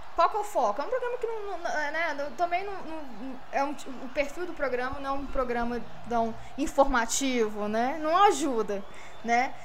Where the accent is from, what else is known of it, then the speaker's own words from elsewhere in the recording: Belo Horizonte, Minas Gerais, Brazil; Eu sou aqui da região, da zona leste de BH